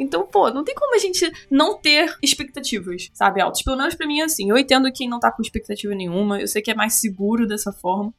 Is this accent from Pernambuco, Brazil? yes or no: no; Rio de Janeiro, Brazil; accent: carioca; Também sou carioca